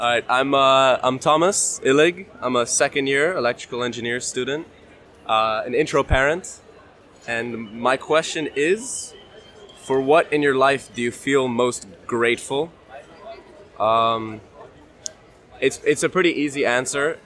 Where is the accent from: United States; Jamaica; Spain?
Spain; Madrid, Community of Madrid; English is a second language; I'm from Madrid, Spain